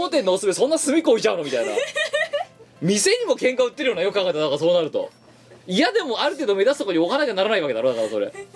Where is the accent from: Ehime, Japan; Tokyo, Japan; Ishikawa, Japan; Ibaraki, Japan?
Ibaraki, Japan; moved away; 僕茨城だった